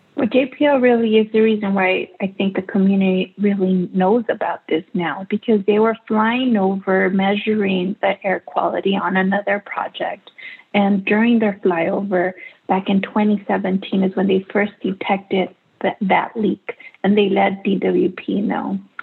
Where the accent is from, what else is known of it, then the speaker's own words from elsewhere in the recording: Los Angeles, California, United States; I grew up in Sun Valley, which is where the, the power plant is located.